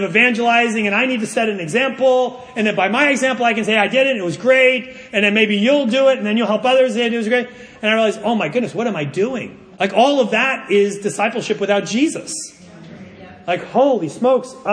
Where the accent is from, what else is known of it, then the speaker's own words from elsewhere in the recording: United States; I'm an American living in the most individualistic society